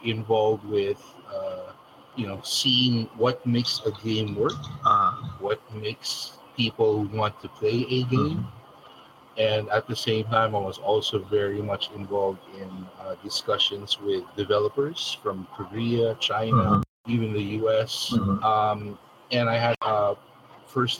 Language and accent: English; Philippines; we're both Filipino